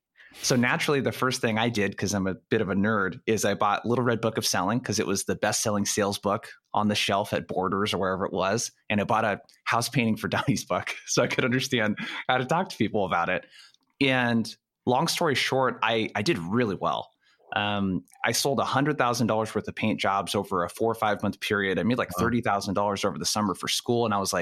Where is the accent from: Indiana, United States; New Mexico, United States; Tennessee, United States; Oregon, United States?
Oregon, United States; Brookings; So I grew up in a city called Brookings in Oregon. It's about 5,000 people. It's in the very lower left-hand corner of Oregon, as close as you can get to California.